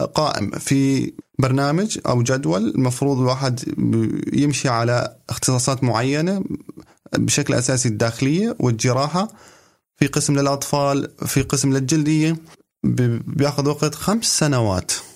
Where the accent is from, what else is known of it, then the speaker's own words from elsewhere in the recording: Syria; now in Germany; عندنا بسوريا